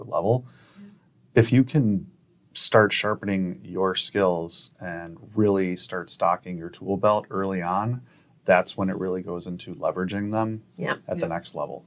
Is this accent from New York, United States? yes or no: yes; Buffalo, New York, United States; I'm from Buffalo